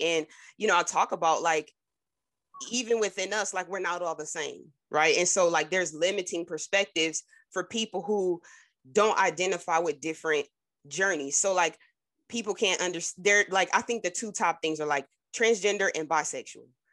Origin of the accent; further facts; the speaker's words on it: New Jersey, United States; I'm from Jersey